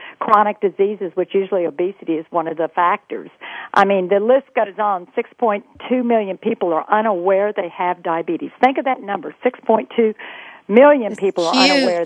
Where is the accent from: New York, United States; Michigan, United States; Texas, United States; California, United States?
Texas, United States; I grew up in Texas